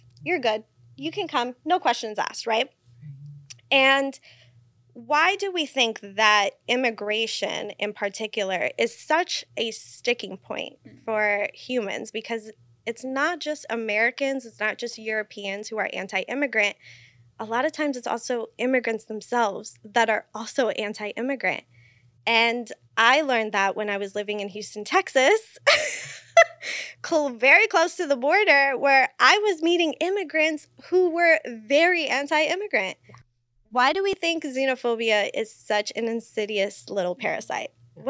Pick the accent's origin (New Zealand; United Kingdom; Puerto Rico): Puerto Rico; And so we start going down the rabbit hole of where I'm from and, you know, Puerto Rico